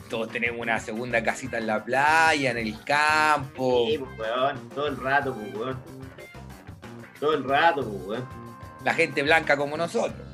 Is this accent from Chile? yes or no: yes; Chile; usted es blanco, yo soy blanco, somos chilenos, pues, weón.